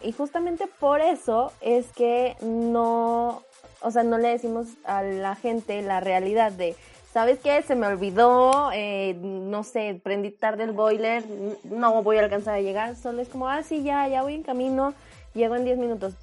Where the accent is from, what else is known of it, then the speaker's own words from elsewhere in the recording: Mexico; los mexicanos